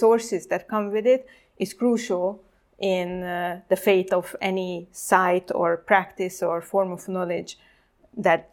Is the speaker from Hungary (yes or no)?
yes; Hungary; I am from Hungary, so it's a neighboring country of Ukraine, and I grew up in exactly with this post-Cold War transformation